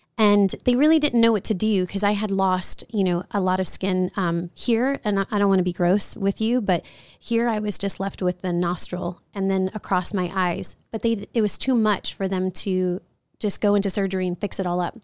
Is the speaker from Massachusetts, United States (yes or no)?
no; New Orleans, Louisiana, United States; moved away; also born or lived in Chicago / San Antonio; I grew up in New Orleans